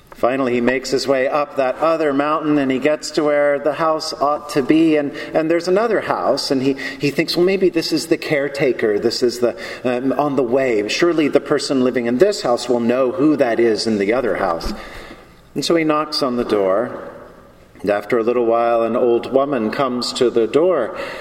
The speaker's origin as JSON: {"language": "English", "region": "the South", "country": "United States", "said": "I'm from the South"}